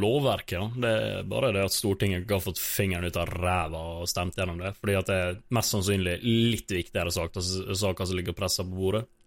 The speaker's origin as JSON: {"language": "Norwegian", "town": "Ålesund", "region": "Møre og Romsdal", "country": "Norway", "said": "jeg kommer nå fra Ålesund"}